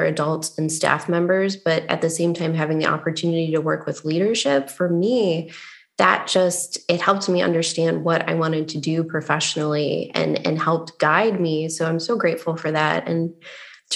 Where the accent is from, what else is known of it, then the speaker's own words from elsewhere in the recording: Buffalo, New York, United States; moved away as an adult; also born or lived in Ithaca, New York / Michigan / Washington, D.C.; I was born and raised in Buffalo, New York.